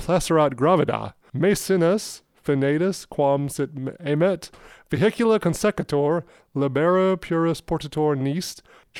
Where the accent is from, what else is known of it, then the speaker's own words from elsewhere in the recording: Harnett County, North Carolina, United States; I'm from Harnett County.